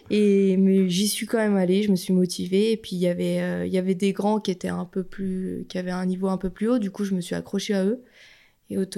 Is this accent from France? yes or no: yes; Sionzier, Auvergne-Rhône-Alpes, France; also born or lived in Abondance / Moûtiers; on est descendu plutôt dans la vallée à Sionzier.